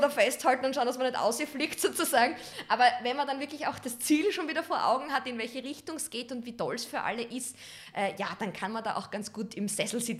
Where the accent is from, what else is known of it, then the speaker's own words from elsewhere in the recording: Western Styria, Austria; aus einem ganz kleinen Ort, der nennt sich Steins in der Weststeiermark. Das ist eine 2000 Seelengemeinde, also wirklich so, wo du sagst Dorfcharakter, wo jeder noch jeden kennt.